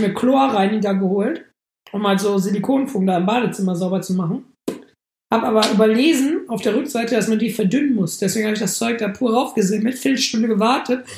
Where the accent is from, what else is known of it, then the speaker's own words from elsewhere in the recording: Germany; als Deutscher